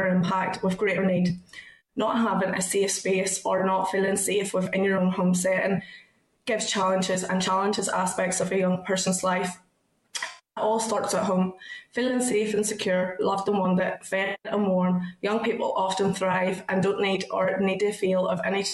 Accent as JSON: {"language": "English", "town": "Ballymena", "region": "Northern Ireland", "country": "United Kingdom", "said": "I'm 26 and I'm from Ballymena."}